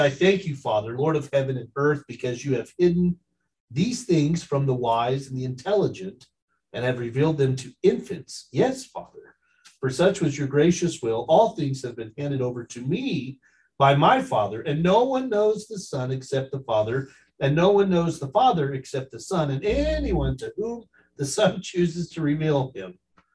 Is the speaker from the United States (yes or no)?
yes; McAlester, Oklahoma, United States; I grew up in McAllister